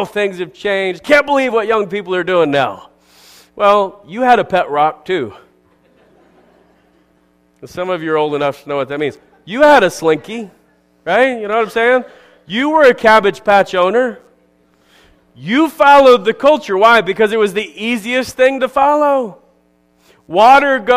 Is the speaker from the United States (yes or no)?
yes; United States; I'm an American